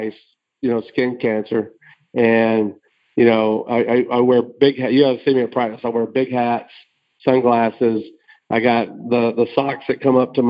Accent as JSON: {"language": "English", "region": "Alabama", "country": "United States", "tie": "born or raised there", "said": "growing up in Alabama"}